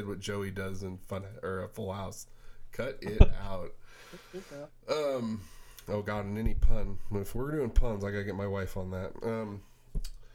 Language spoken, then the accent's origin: English; San Diego, California, United States; moved away; I was born here and grew up in San Diego